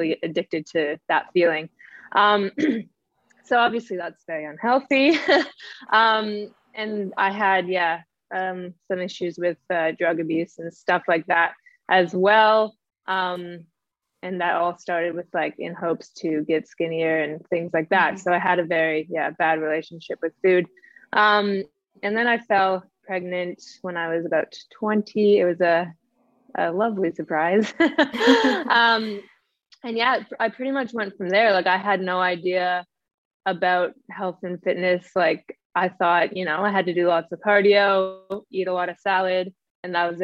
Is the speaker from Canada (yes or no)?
yes; Canada; now in Australia; I'm Canadian. I live in Australia